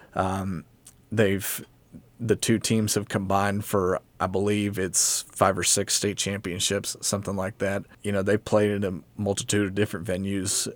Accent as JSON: {"language": "English", "town": "Abingdon", "region": "Virginia", "country": "United States", "tie": "born or raised there", "moved": "as an adult", "lives_now": "Johnson City, United States", "said": "born and raised here in Abingdon"}